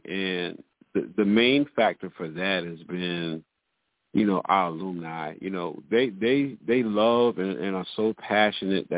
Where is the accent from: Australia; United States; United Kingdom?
United States; Cross, South Carolina; I'm from Cross, born and raised.